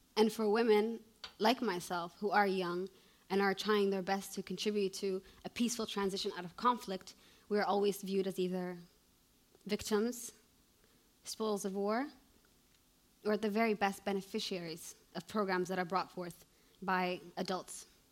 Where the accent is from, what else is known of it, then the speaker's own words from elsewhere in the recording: Canada; moved away as an adult; also born or lived in Somalia; now in Mogadishu, Somalia; I was born in Canada